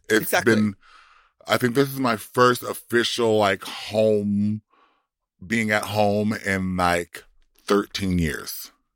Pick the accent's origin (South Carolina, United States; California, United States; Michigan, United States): California, United States; Compton; now in Florida, United States; I'm from Compton, and I live in Florida